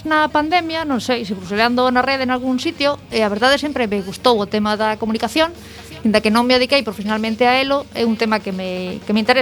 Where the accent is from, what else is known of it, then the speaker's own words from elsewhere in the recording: A Coruña, Galicia, Spain; also born or lived in Lugo; son, son da Coruña